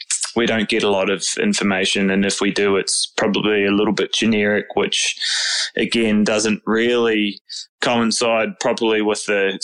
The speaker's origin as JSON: {"language": "English", "country": "New Zealand", "moved": "yes", "said": "I'm originally from New Zealand, so all my cousins and stuff are over there"}